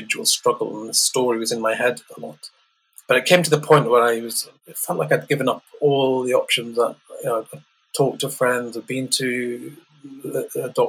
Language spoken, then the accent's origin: English; Leeds, Yorkshire and the Humber, United Kingdom; I was born in Leeds, a part called Beeston, quite an economically deprived area.